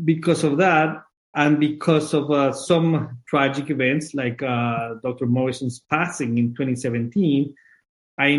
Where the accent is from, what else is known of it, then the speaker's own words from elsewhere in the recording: Colombia; moved away as an adult; also born or lived in Guelph, Canada; now in Minnesota, United States; I'm originally from Colombia.